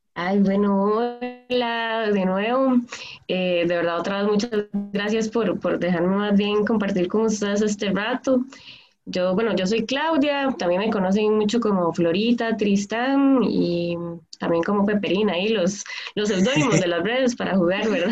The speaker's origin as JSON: {"language": "Spanish", "town": "Palmares", "region": "Alajuela", "country": "Costa Rica", "said": "trabajo mucho en Palmares, soy de Palmares, Occidente"}